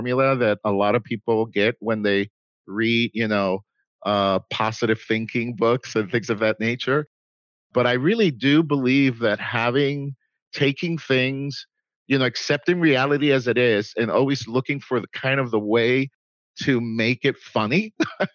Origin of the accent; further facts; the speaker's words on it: Puerto Rico; moved away as an adult; also born or lived in New York City, United States; now in Dallas, United States; I was born in New York City from Puerto Rican parents. My parents decided to move to Puerto Rico when I was 9 years old. I moved back to the States. They still live in Puerto Rico when I was 19. So I lived in Puerto Rico for 10 years.